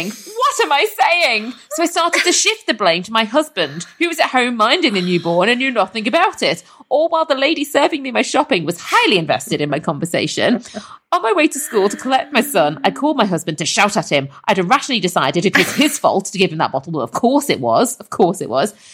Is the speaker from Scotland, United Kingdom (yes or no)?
no; Liverpool, North West England, United Kingdom; I am from Liverpool, so I'm so sorry if this is offensive for the people from Liverpool.